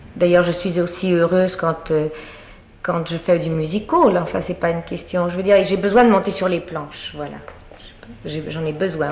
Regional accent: Paris, Île-de-France, France; je suis née à Paris

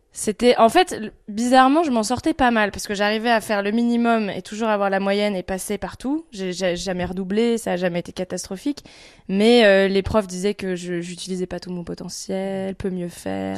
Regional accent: Picardy, Hauts-de-France, France; also born or lived in Lille; Moi, je suis né à Lille, mais j'ai vécu que les deux premières années de ma vie. Ensuite, mes parents ont déménagé ici en Picardie

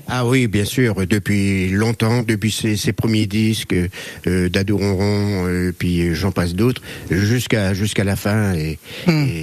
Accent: Nord, Hauts-de-France, France; also born or lived in Savoie / Caen; now in Manche, France; je suis un ch'ti, un vrai ch'ti

